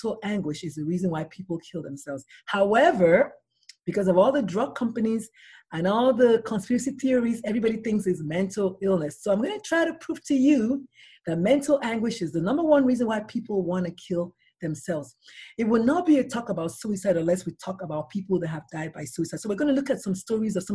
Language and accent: English; Nigeria; now in San Antonio, United States; I'm a Nigerian-born pediatrician